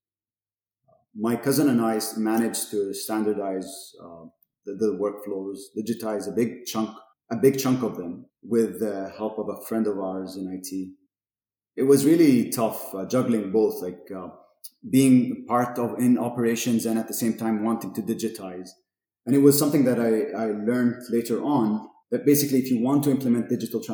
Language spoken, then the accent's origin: English; Amman, Amman Governorate, Jordan; also born or lived in Toronto, Canada; I grew up in Amman, lived here basically all my life up until my undergrad.